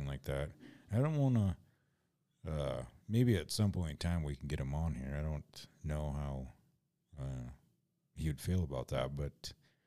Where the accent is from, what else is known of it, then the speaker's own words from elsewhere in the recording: Mitchell, South Dakota, United States; my hometown